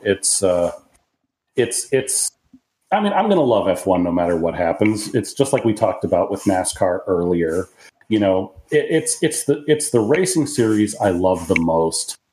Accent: United States; also born or lived in Japan / Mobile, Alabama; I'm an American

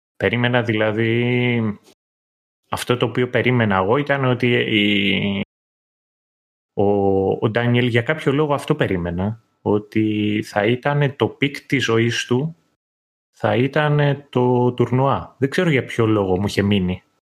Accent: Kythira, Attica, Greece; εγώ που μεγάλωσα στα Κύθυρα πιάναμε και κριτικά κανάλια

